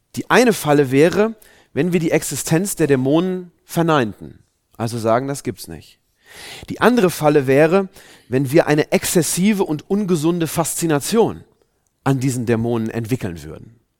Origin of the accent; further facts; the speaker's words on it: Germany; wir Deutschen sind ja ein sehr, ja, ein sehr rationales Volk